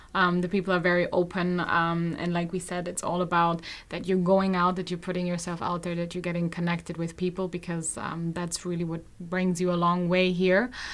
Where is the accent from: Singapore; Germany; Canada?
Germany; I'm from Germany